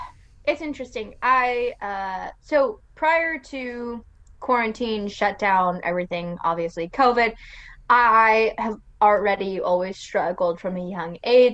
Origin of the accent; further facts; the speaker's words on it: California, United States; growing up in California